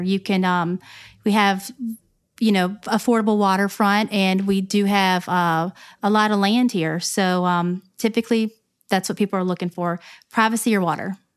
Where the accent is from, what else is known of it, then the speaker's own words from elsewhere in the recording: Newport News, Virginia, United States; now in Gloucester, United States; I'm from Newport News, Virginia, and I grew up in, uh, Hilton Village